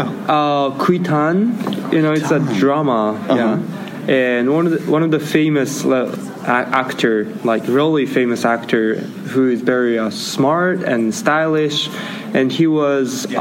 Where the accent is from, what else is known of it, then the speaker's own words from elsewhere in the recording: Japan; I'm from Japan